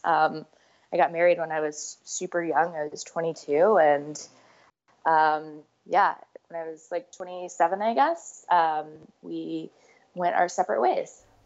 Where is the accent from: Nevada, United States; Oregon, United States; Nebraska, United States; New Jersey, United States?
Nebraska, United States; Omaha; I grew up in Omaha, Nebraska